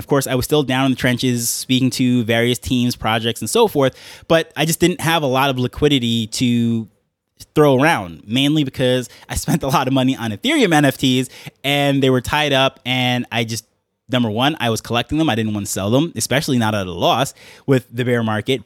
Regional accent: New York, United States; accent: New York; now in Jamaica; my New York accent living in Jamaica

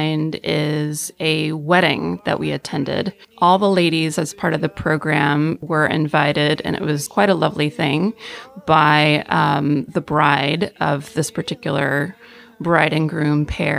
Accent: Georgetown, Texas, United States; I am from Georgetown, Texas, which is just north of Austin.

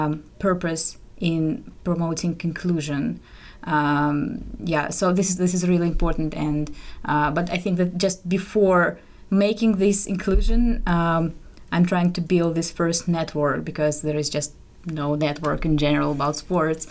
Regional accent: Moscow, Russia; moved away; I'm from Russia, from Moscow.

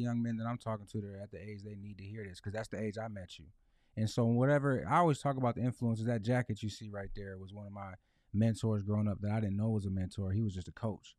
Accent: Lansing, Michigan, United States; born and raised in Lansing

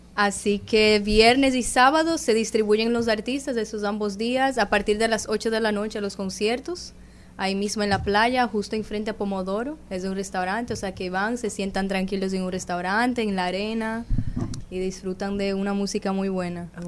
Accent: Brazil; yo soy de Brasil

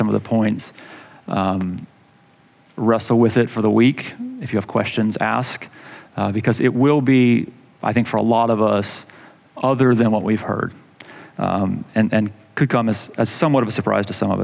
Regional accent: Atlanta, Georgia, United States; growing up in Atlanta, going to the Georgia Dome

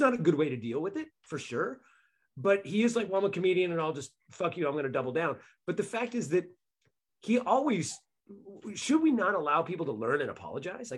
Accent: Bay Area, California, United States; I grew up in Bay Area

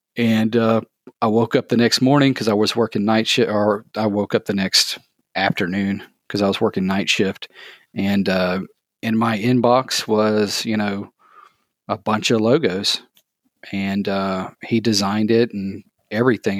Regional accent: thirty minutes south of Atlanta, Georgia, United States; I grew up in Georgia, um, just thirty minutes south of Atlanta.

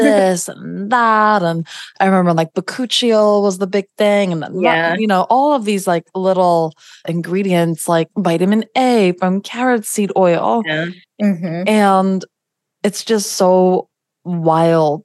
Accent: New York, United States; I'm a New Yorker.

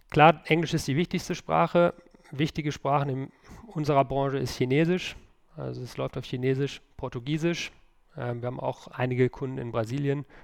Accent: North Rhine-Westphalia, Germany; ich komme aus dem Münsterland

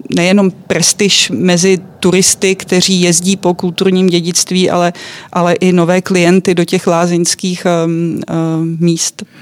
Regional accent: Czechia; my Češi, kteří jsme odkojení chmelovými brigádami

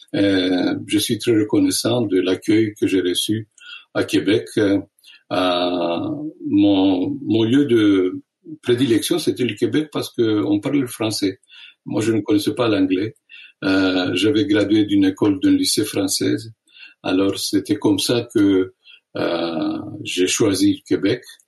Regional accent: Istanbul, Turkey; moved away; je suis né à Constantinople, ce qui est connu comme Istanbul

